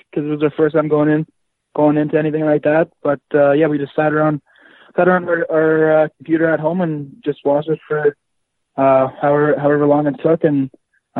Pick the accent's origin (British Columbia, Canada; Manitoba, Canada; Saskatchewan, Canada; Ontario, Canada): Saskatchewan, Canada; Yorkton; I'm from Yorkton, Saskatchewan